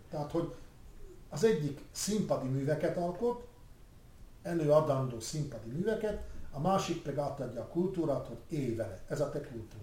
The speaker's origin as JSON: {"language": "Hungarian", "area": "Rača", "region": "Bratislava Region", "country": "Slovakia", "tie": "born or raised there", "said": "Récsén együtt nevelkedtünk"}